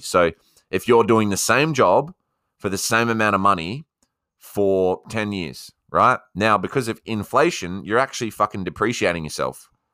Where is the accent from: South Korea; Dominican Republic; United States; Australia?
Australia; accent: Aussie; my Aussie accent